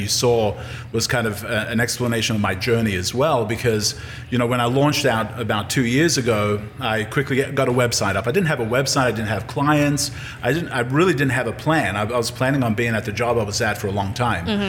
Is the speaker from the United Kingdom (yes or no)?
no; Australia; moved away as an adult; also born or lived in Yugoslavia / California / St. Louis / Colorado; now in Jackson, United States; I was raised in Australia